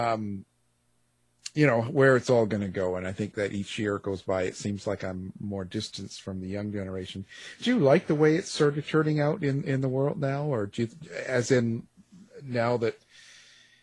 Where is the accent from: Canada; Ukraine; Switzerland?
Canada; I'm Canadian